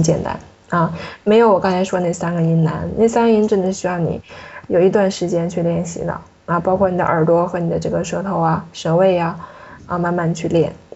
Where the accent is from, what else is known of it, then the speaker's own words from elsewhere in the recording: China; 尤其对我们中国人来说是比较有难度的。